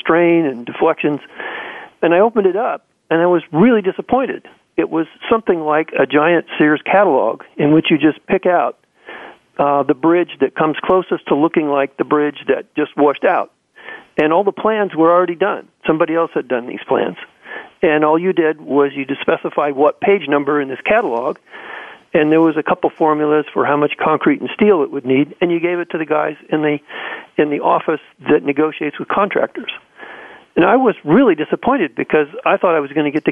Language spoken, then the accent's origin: English; Central California, United States; I was born and raised in Central California on a farm